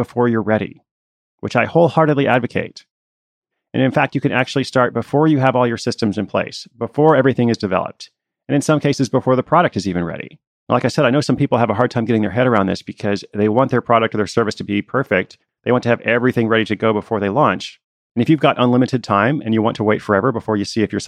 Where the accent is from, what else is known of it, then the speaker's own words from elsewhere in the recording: Portland, Oregon, United States; my hometown of Portland, Oregon